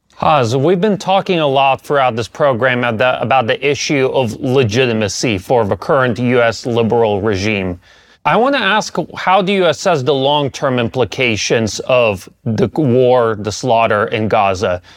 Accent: United States; I grew up in the United States

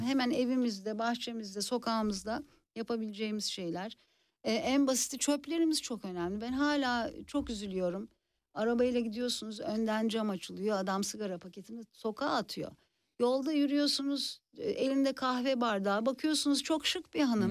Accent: Istanbul, Turkey; moved away as an adult; now in Czech Republic

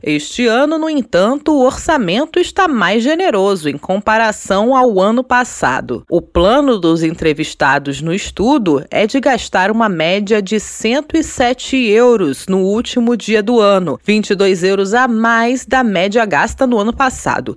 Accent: Brazil; now in Portugal; nós brasileiros

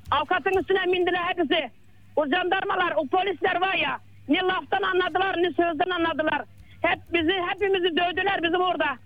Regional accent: Muğla, Turkey

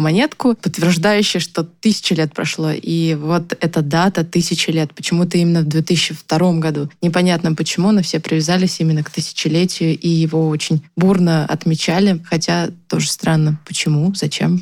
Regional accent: Mordovia, Russia; Я сама же из Мордовии

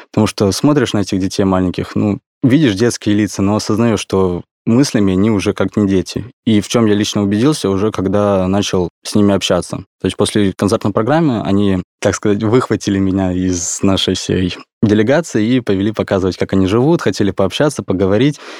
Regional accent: Khabarovsk, Khabarovsk Krai, Russia; now in Moscow, Russia; Да, я из Хабаровского края, родился в городе Хабаровск, там прожил всю свою жизнь.

